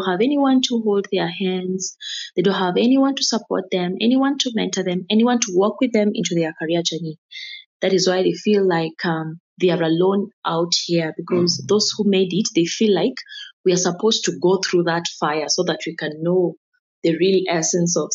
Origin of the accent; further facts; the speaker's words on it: Nairobi, Kenya; the environment I grew up in Kayole, and the environment had not yet embraced education